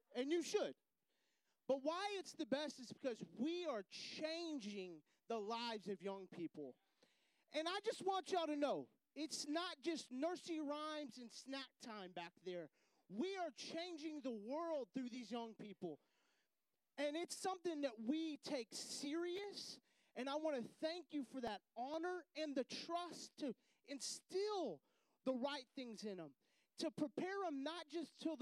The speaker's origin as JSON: {"language": "English", "region": "Texas", "country": "United States", "also_born_or_lived": "Houston, Texas", "moved": "as an adult", "said": "I'm from Texas"}